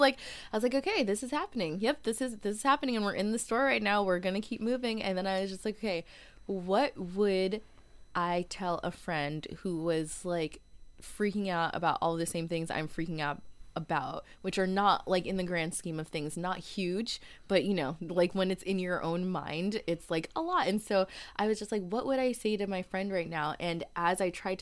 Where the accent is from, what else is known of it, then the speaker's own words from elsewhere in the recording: Connecticut, United States; moved away as an adult; also born or lived in Washington, District of Columbia, United States / Seattle; I'm from Connecticut originally, and, like, I'd always, like, I left home, I think, like, not fairly quickly, but I left Connecticut, like, right after college